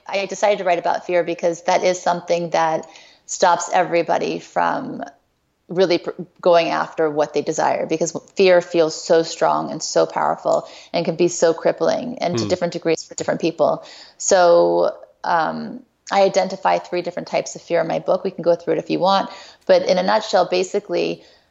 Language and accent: English; Thibodaux, Louisiana, United States; I was born in Thibodaux, Louisiana